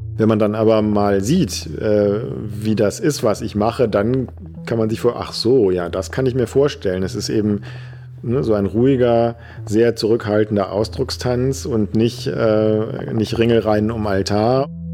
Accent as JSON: {"language": "German", "town": "Düsseldorf", "region": "North Rhine-Westphalia", "country": "Germany", "tie": "born or raised there", "said": "Ich war Messdiener in der Gemeinde, wo ich herkomme. Das ist am Stadtrand von Düsseldorf."}